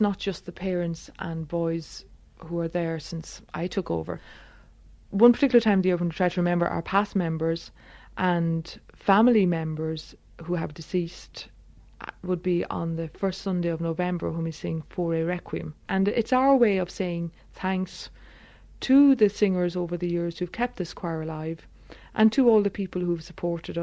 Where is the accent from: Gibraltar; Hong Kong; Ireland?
Ireland; us as singers, and in particular as Irish people